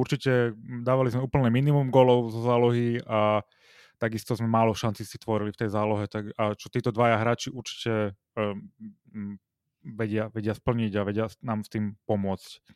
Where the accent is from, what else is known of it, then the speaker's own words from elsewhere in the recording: Slovakia; sme Slováci